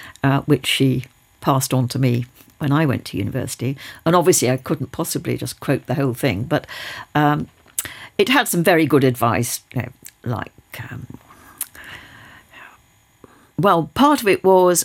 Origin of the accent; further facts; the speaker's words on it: United Kingdom; we were living in a village where there had been an airfield, a wartime airfield. There were the relics of the airfield all around one. There were people who were still living in Nissen huts, which were there as temporary accommodation because they'd been bombed out of places nearby Teesside